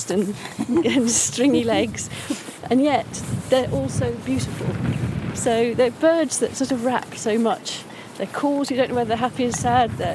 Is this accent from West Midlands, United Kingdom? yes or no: yes; Staffordshire Moorlands, West Midlands, United Kingdom; I grew up in the Staffordshire Moorlands towards, you know, my sort of teenage years